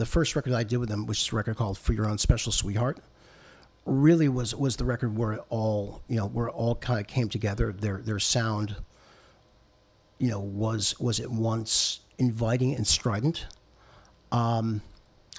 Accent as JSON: {"language": "English", "town": "Boston", "region": "Massachusetts", "country": "United States", "said": "I'm from Boston, and we don't do those things there"}